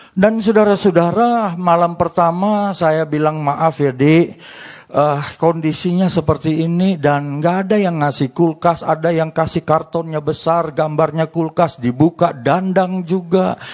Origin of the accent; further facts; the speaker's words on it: Manado, North Sulawesi, Indonesia; Istri saya Ambon, saya Menado. Istri saya sukanya makan papeda, sampai hari ini saya belum pernah makan papeda. Saya orang Menado, sukanya makan tikus sama kelelawar.